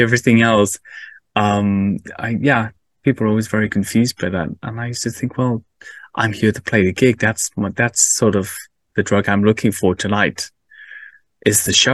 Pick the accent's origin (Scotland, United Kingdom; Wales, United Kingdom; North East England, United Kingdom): Wales, United Kingdom; Cardiff; I grew up in Wales, uh, in mm. Cardiff